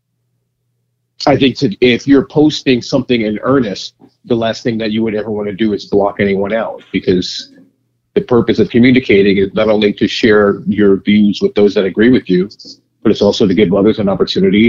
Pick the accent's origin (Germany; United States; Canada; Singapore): United States; New York City, New York; I grew up in Queens.